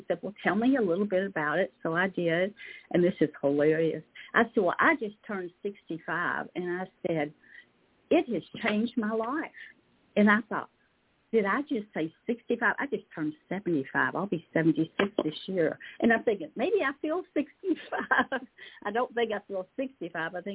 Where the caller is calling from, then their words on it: Lexington, Kentucky, United States; in Lexington, Kentucky.